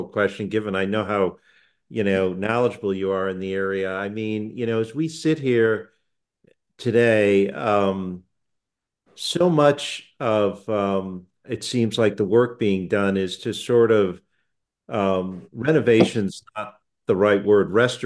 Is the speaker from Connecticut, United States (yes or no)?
yes; West Hartford, Connecticut, United States; I grew up in Connecticut, in West Hartford, not far from New Haven